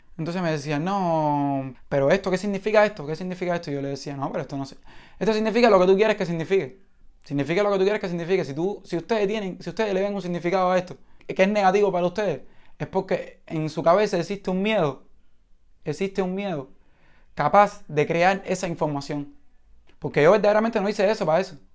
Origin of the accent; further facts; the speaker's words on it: Cuba; mi país